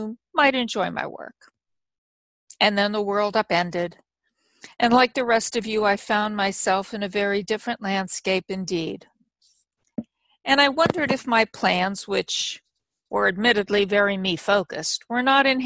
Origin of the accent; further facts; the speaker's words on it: United States; as an American and a citizen of the world